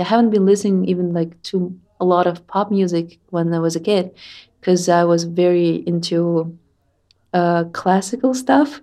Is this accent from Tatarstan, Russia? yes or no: yes; Tatarstan, Russia; I'm from Tatarstan